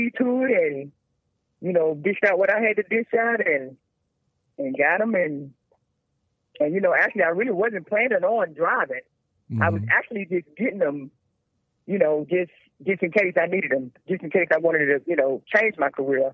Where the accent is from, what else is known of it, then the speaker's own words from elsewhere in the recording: Charlotte, North Carolina, United States; born and raised in Charlotte, North Carolina